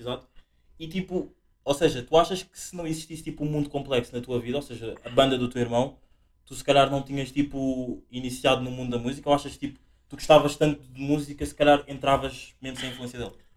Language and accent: Portuguese; Angola; moved away; eu encontro o meu lado africano angolano, porque eu nasci em África, Angola